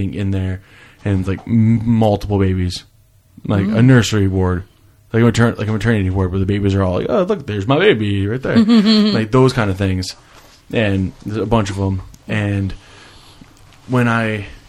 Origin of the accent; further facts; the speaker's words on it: New York, United States; also born or lived in New Jersey; I was born in New Jersey, spent the first 8 years in New Jersey, and then moved to New York and lived in the parents' house